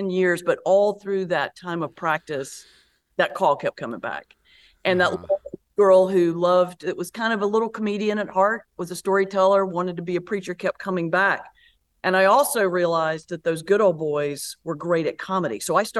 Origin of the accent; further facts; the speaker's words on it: North Carolina, United States; Yes, you did pick up on an accent. I'm from North Carolina originally.